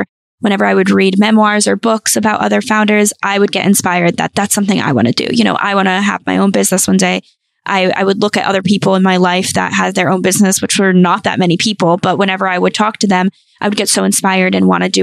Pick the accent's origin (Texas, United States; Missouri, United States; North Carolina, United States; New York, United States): North Carolina, United States; moved away; I am from North Carolina. So my family's all there.